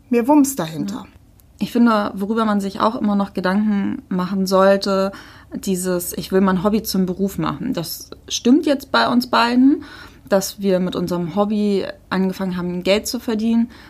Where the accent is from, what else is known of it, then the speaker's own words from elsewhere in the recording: Hamburg, Germany; Wenn wir übrigens so Muddis sagen, das ist nicht abhellig gemeint, wir kommen halt aus Hamburg, da sagt man das so. Ich bin auch Muddi.